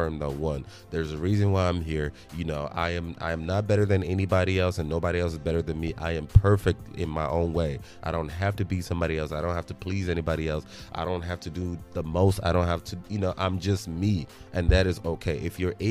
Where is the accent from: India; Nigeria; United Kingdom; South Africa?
Nigeria; moved away; especially as a Nigerian, especially, you know, coming from Nigeria, having lived in Nigeria